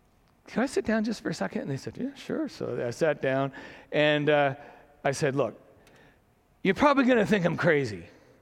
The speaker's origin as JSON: {"language": "English", "town": "Saint John", "region": "New Brunswick", "country": "Canada", "tie": "born or raised there", "said": "growing up in St. John"}